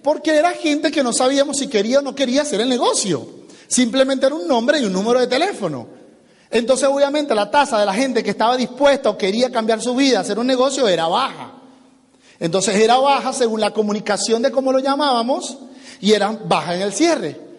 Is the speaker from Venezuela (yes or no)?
yes; Venezuela; now in United States; yo soy venezolano